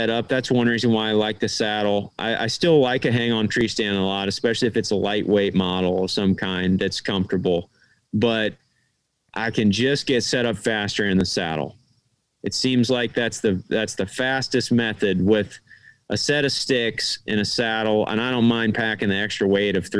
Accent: Midwest, United States; we're from the Midwest

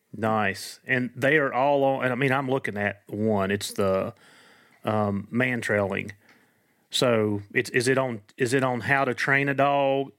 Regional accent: Appalachia, United States; accent: Appalachian American; my Appalachian American

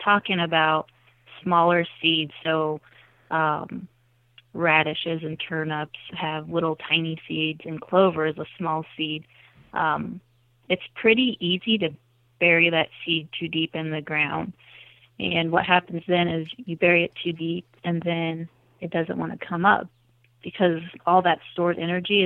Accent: South Central Iowa, United States; I grew up in South Central Iowa, and I was able to stay kind of around the area

